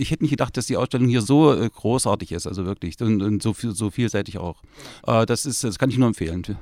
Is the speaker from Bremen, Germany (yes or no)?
no; Halle, Saxony-Anhalt, Germany; Und ich bin der … aus Halle.